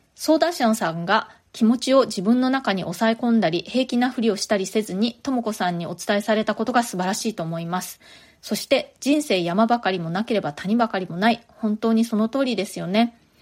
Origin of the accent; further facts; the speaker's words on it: Japan; moved away as an adult; now in New York, United States; 私も一人で祖国を離れてアメリカにやってきた